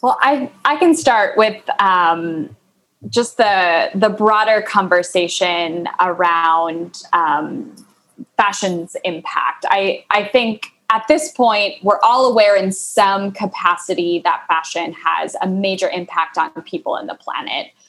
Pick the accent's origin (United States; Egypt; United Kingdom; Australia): United States; Midwest; now in Minneapolis, United States; I'm from the Midwest. I'm in Minneapolis